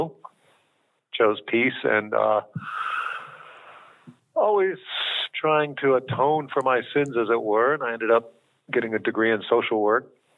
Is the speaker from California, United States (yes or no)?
no; Tucson, Arizona, United States; moved away as an adult; also born or lived in Germany / England / China; I was born and raised in Tucson, Arizona, the one city all my life I just wanted to leave and finally did.